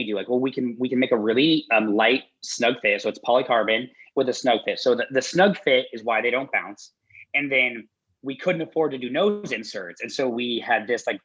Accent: Denver, Colorado, United States; I'm from Denver

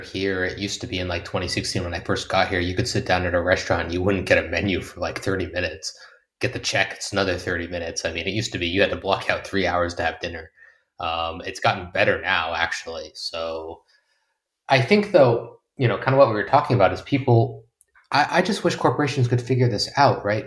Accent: United States; moved away as an adult; as an American

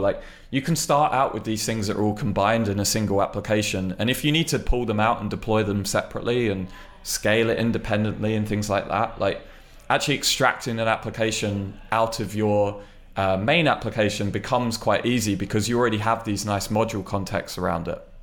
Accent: United Kingdom; I mean, I'm British, but I'm not that British.

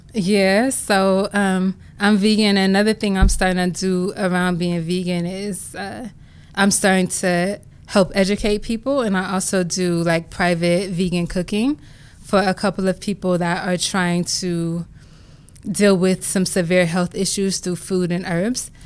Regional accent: Compton, California, United States; I grew up in Compton, California, single mom

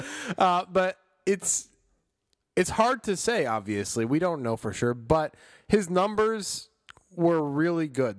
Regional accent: Chicago, Illinois, United States; moved away; I'm from Chicago

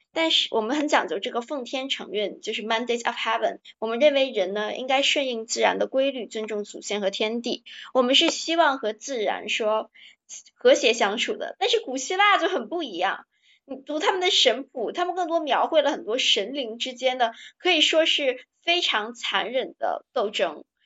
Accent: China; 我们中国人会觉得很暴力的

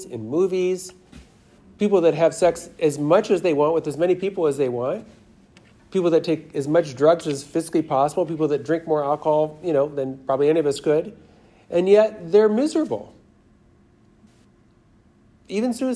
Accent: Los Angeles, California, United States; I'm from Los Angeles

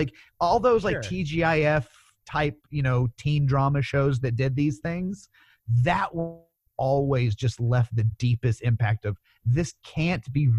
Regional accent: Memphis, Tennessee, United States; growing up in Memphis

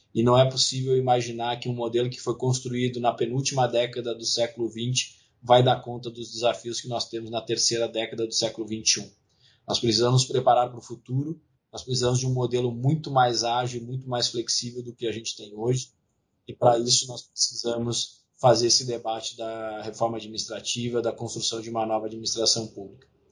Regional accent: Rio Grande do Sul, Brazil; meu estado natal, Rio Grande do Sul.

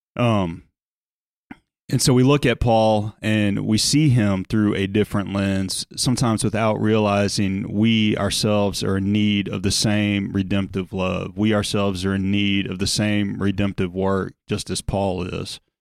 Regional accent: South Louisiana, United States; moved away as an adult; also born or lived in Chicago / Indiana / Dallas, Texas; I'm from South Louisiana.

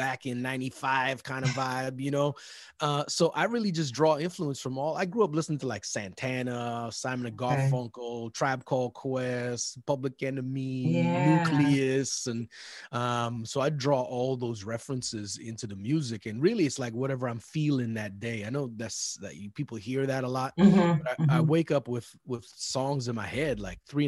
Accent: Edmonton, Alberta, Canada; I grew up in Edmonton, Alberta, Canada

